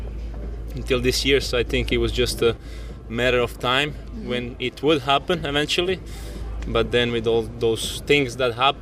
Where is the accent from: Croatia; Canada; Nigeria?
Croatia; Split, Split-Dalmatia County; I'm also from Split, like Goran